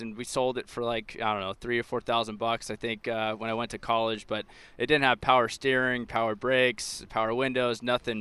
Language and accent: English; Orange County, California, United States; moved away as an adult; now in Cincinnati, United States; the Orange County lifestyle that I'm used to back home in California